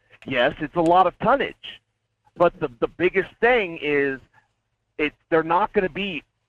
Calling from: Fairbanks, Alaska, United States; Hey, Michael, this is … up in Fairbanks.

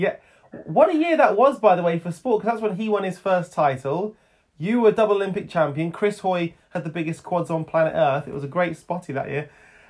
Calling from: Wolverhampton, West Midlands, United Kingdom; I come to you from Wolverhampton.

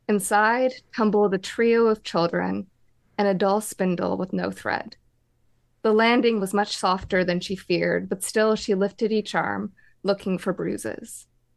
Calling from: Vancouver, British Columbia, Canada; I'm calling from Vancouver, BC in Canada.

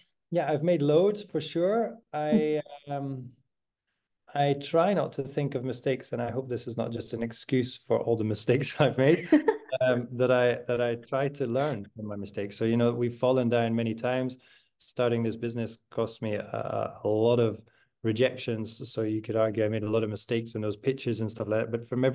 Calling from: Amsterdam, North Holland, Netherlands; I'm calling from the Social Hub in Amsterdam, op de Vierbuitstraat, so TSH City

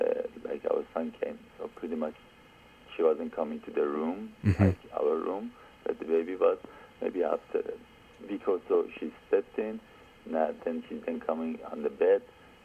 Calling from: Australia; I'm calling from Australia

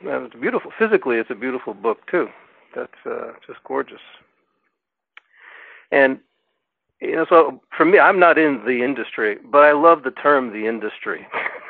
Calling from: Lafayette, California, United States; Calling from East Bay, Lafayette, California.

